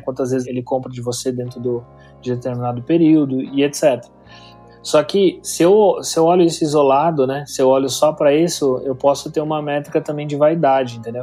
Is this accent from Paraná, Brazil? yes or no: no; Campinas, São Paulo, Brazil; accent: caipira R (interior paulista); eu sou de São Paulo, tá? Campinas, então às vezes puxo o R um pouco